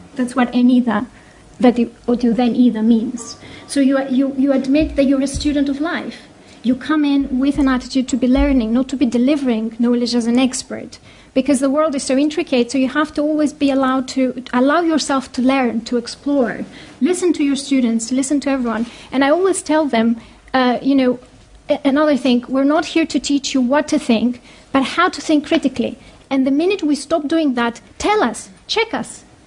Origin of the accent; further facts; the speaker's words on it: Greece; moved away as an adult; also born or lived in United States; now in United Kingdom; I was raised in Greece